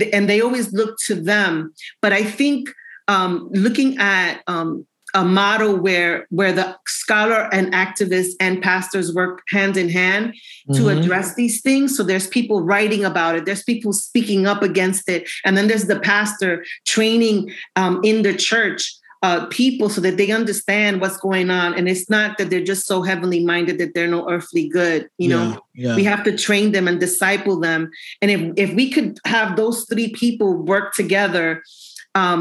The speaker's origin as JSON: {"language": "English", "town": "New York City", "region": "New York", "country": "United States", "moved": "yes", "lives_now": "Miami, United States", "said": "I am from New York City, but I live in near Miami"}